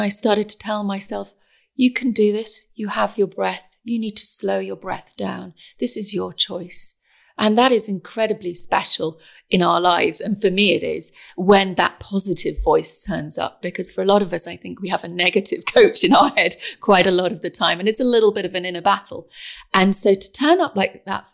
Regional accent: England, United Kingdom; I'm very English.

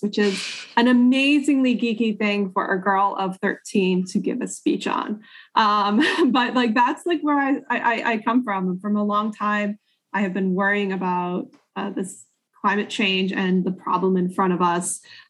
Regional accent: Ohio, United States; also born or lived in West Harlem, New York City; now in New York City, United States; I grew up in Ohio, actually.

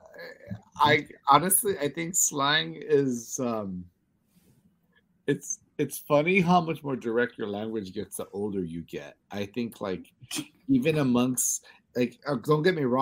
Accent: Los Angeles, California, United States; born or raised there

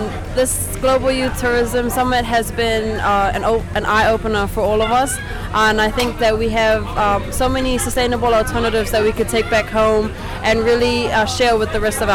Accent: Seychelles; from Seychelles.

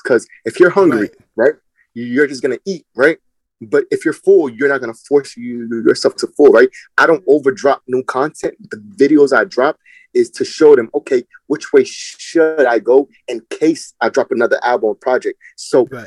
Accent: Linden, New Jersey, United States; I'm from Linden, New Jersey

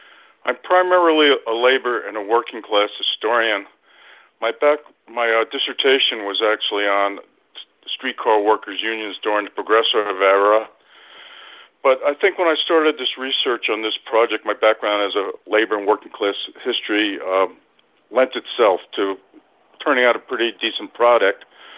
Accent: Somers, New York, United States; also born or lived in Albany, New York; now in Schoharie County, United States; I'm from Westchester County. I grew up in northern Westchester County in the town of Somers, where a lot of this action takes place.

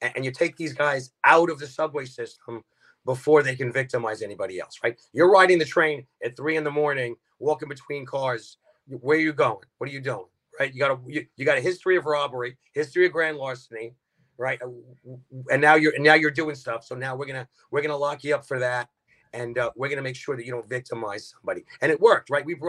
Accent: New York City, New York, United States; Grew up in Brooklyn, born and raised

